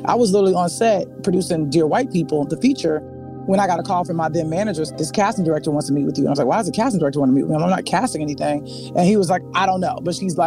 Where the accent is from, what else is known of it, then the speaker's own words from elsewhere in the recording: Chicago, Illinois, United States; moved away as an adult; now in Los Angeles, United States; I came out here from Chicago